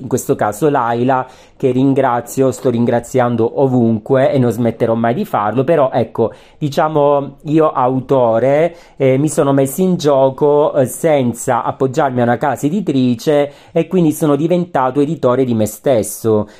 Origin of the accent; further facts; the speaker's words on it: Calabria, Italy; Calabria, terra che amo, visto che ci sono nato